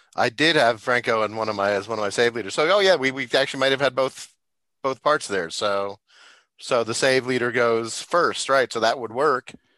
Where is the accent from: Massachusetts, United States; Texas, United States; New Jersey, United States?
New Jersey, United States; also born or lived in Michigan / Minnesota; now in Fayetteville, United States; I was born and raised out on the East Coast up in New Jersey